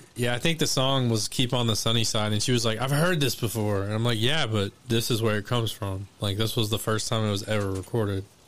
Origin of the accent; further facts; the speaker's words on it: Elmore City, Oklahoma, United States; moved away; I'm from Elmore City